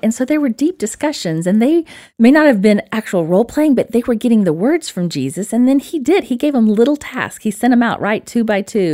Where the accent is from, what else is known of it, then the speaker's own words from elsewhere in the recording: Alabama, United States; accent: Alabama; my little Alabama accent.